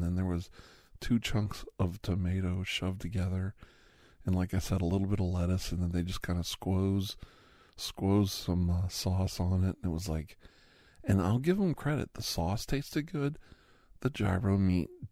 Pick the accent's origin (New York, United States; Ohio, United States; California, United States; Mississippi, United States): Ohio, United States; Campbell; also born or lived in Youngstown, Ohio; I grew up around Greek communities in Youngstown in Campbell, Ohio